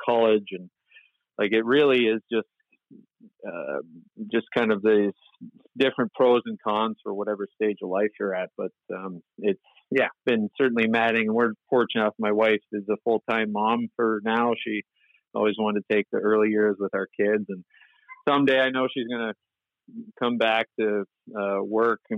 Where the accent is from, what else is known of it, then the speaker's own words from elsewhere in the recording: near Windsor, Ontario, Canada; I grew up near Windsor, Ontario, across from Detroit